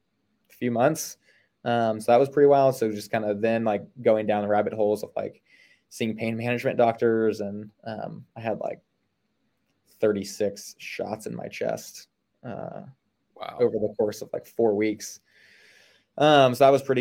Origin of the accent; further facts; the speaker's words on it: Ohio, United States; now in Salisbury, United States; I grew up in Ohio, grew up swimming